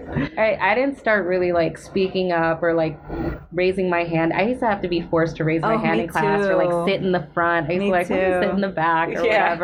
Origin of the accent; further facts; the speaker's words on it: Long Beach, California, United States; English is a second language; also born or lived in Philippines / Inland Empire, California / Los Angeles area; So I was born in the Philippines, and my family actually migrated here when I was four. Pretty much all my life. I lived, and then we actually lived in Long Beach, and then from Long Beach I like moved into or went to the Inland Empire, which is like Timbuktu.